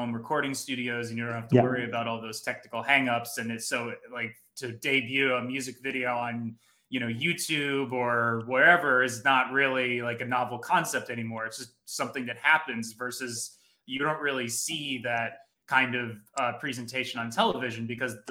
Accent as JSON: {"language": "English", "region": "New Jersey", "country": "United States", "said": "I'm from New Jersey"}